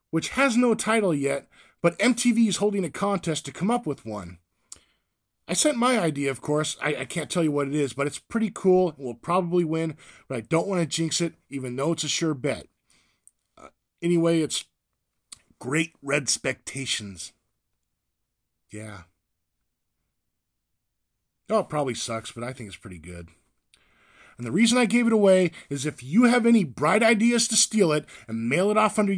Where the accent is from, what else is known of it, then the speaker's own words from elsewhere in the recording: Whittier, California, United States; also born or lived in San Diego; I'm from California too, Whittier, by way of San Diego.